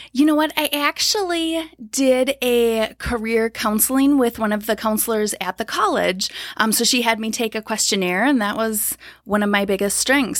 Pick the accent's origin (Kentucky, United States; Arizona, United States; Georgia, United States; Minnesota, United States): Minnesota, United States; Blaine; I grew up in the Twin Cities, so Blaine, Minnesota.